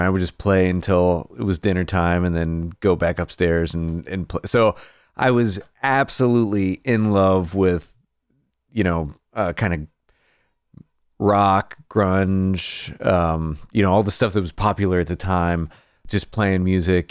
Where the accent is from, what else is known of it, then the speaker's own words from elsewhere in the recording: Greensburg, Pennsylvania, United States; moved away as an adult; now in Nashville, United States; I started off, uh, just outside of Pittsburgh in a town called Greensburg, P